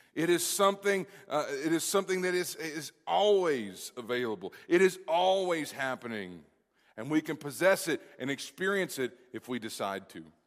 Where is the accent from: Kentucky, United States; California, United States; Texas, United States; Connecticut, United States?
Kentucky, United States; Kentucky, which is my home state